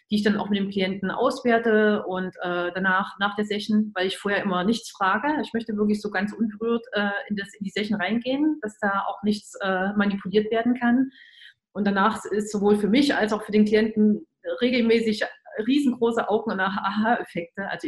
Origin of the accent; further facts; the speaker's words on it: Germany; dass ich ja als Kind in der DDR, in die, zu DDR-Zeiten äh, aufgewachsen und groß geworden bin